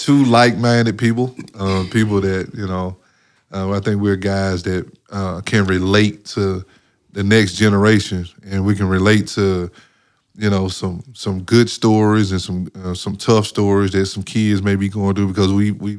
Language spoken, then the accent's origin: English; Mississippi, United States; I'm from Mississippi. Ain't no mountains.